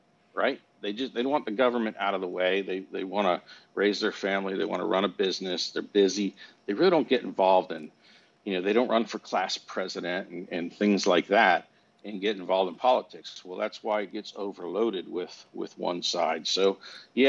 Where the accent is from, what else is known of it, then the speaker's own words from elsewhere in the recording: United States; as an American, when you're born here